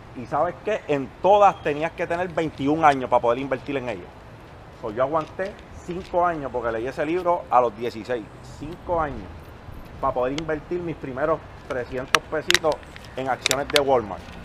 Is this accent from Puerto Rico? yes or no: yes; Puerto Rico; Cuando yo crecí, allí en Monteverde